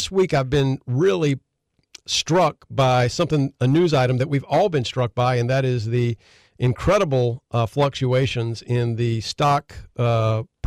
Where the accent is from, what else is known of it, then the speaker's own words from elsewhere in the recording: Conway, South Carolina, United States; I grew up in Conway, and I remember listening to WLAT when I was literally knee-high to a grasshopper